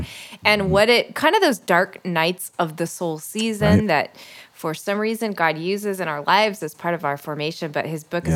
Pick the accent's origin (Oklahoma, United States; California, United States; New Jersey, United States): Oklahoma, United States; I'm from Oklahoma. Like my whole family's from Texas